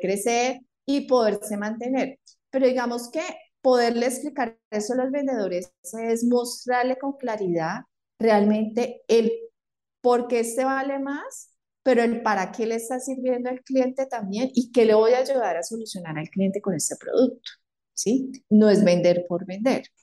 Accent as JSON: {"language": "Spanish", "town": "Palmira", "region": "Valle del Cauca", "country": "Colombia", "lives_now": "Cali, Colombia", "said": "yo soy de Palmira, vivo en Cali y estudiaba en Cali"}